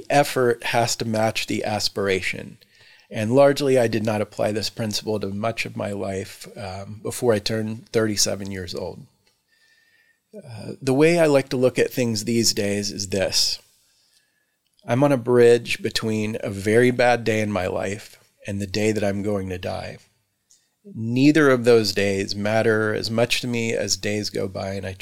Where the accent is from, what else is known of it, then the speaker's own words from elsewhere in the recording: Texas, United States; moved away as an adult; also born or lived in Houston, Texas / Victoria, Texas / Austin, Texas / Dallas, Texas; now in Mount Lebanon, United States; I was born and raised in Texas, where I spent approximately 30 years collectively in Houston, Victoria, Austin, and Dallas